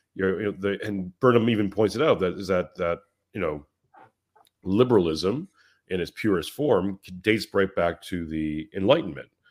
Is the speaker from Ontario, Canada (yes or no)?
no; Montreal, Quebec, Canada; moved away as an adult; now in Western Australia, Australia; I'm I'm from Canada, from Montreal, Canada, and my wife is Australian. We moved out to Australia